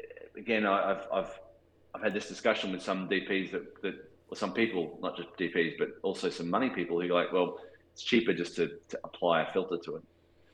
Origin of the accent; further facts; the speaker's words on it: Australia; accent: Australian; my Australian accent